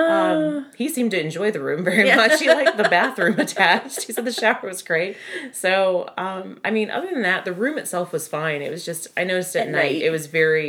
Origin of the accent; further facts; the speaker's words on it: upstate South Carolina, United States; moved away; the house that I grew up in upstate South Carolina